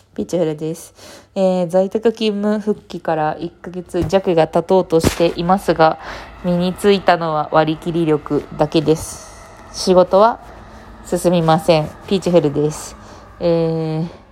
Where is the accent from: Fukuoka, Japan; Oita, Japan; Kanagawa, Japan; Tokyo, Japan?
Fukuoka, Japan; 福岡出身なので